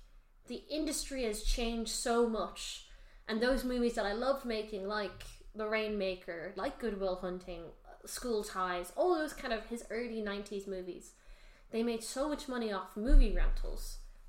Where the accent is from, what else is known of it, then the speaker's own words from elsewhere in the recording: Ireland; We're Irish